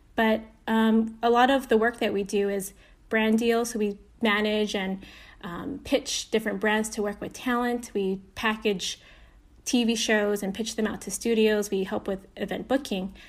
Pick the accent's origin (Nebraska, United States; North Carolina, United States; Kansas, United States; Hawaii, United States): Hawaii, United States; Aiea; now in Los Angeles, United States; I grew up in Hawaii. I was born and raised